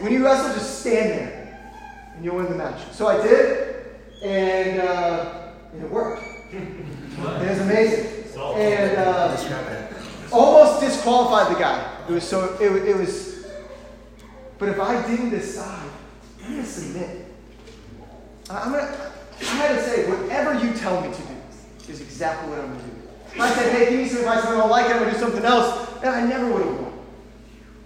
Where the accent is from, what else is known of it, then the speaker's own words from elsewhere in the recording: St. Louis, Missouri, United States; I grew up in St. Louis